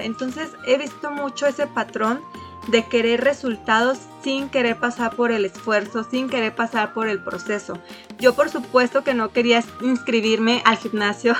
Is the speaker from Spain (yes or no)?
no; Mexico; somos de México